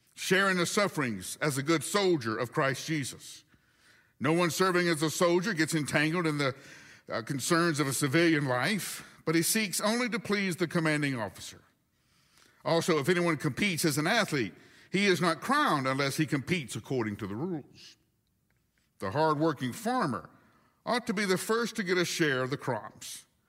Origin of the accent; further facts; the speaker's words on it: Huntsville, Alabama, United States; moved away as an adult; my hometown by an evening where seven tornadoes, count them, one, two, three, four, five, six, seven tornadoes hit Huntsville, Alabama